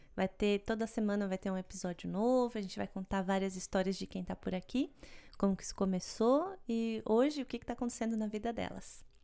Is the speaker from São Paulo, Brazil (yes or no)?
yes; São Paulo, Brazil; now in Montreal, Canada